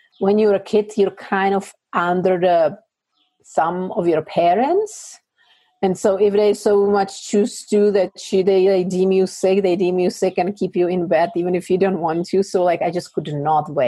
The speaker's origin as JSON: {"language": "English", "country": "Czechia", "tie": "born or raised there", "second_language": "English", "moved": "as an adult", "said": "I grew up in like Moravia in a little village"}